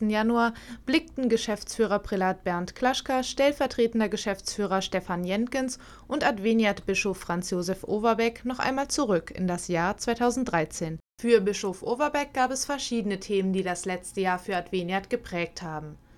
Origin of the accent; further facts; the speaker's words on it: São Paulo, Brazil; Ich komme aus São Paulo, Brasil und ich bin hier in Europa schon seit eineinhalb Monaten.